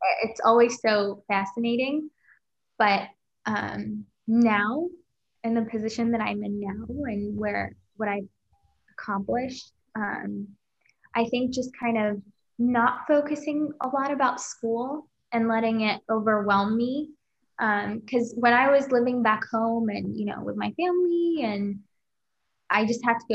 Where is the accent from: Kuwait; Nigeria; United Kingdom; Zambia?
Kuwait; moved away as an adult; now in United States; back home, my home country, Kuwait